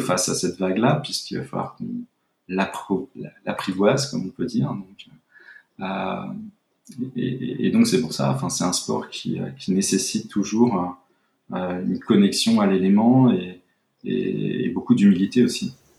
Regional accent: Brittany, France; moved away as an adult; also born or lived in Bordeaux; now in Biarritz, France; je suis breton d'origine, donc j'ai vécu euh, beaucoup près de la mer

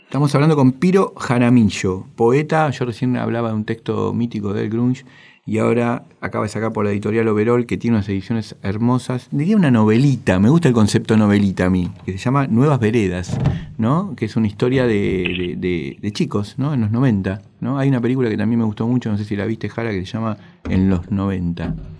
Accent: Buenos Aires, Argentina; en el barrio donde yo nací, en Buedo

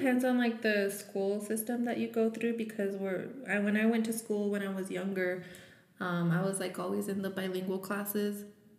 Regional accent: Santa Fe, New Mexico, United States; first language Spanish; English is a second language; also born or lived in Española, New Mexico; I was born in Española, New Mexico. But when people ask me, like, I say that I'm just from here, from Santa Fe, because I was raised here. Like, we moved here, let's see, I think I was in second grade.

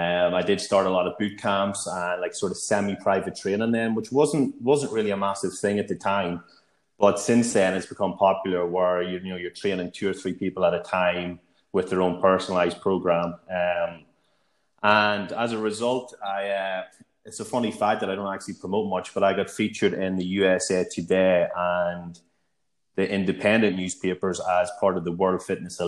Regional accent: Northern Ireland, United Kingdom; also born or lived in Liverpool; if they can't guess from the accent, I am originally from Northern Ireland

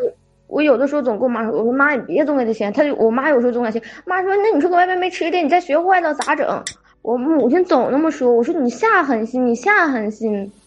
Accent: Jilin, China; now in Shandong, China; 我老家是东北的，不是东吉林的啊，吉林那边儿

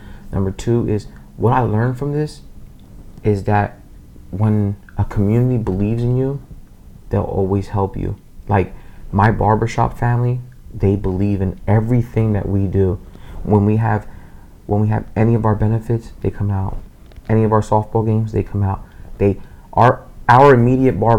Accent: Reading, Pennsylvania, United States; I said, Reading, Pennsylvania

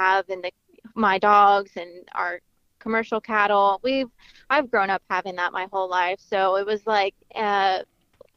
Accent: Florida, United States; moved away as an adult; now in The Woodlands, United States; I am actually from Florida.

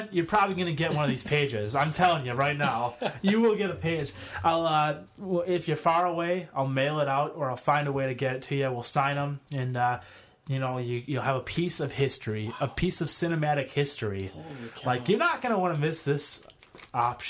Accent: East Troy, Wisconsin, United States; growing up in East Troy

